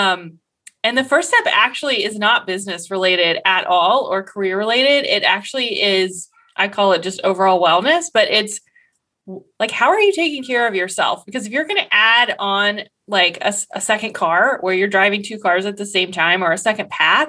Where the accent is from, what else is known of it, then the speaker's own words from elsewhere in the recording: Columbus, Ohio, United States; I'm from Columbus, Ohio